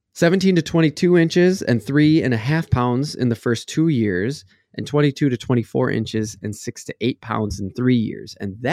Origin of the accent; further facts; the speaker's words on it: Texas, United States; I got to throw in, because I came from Texas, you know, Parks and Wildlife.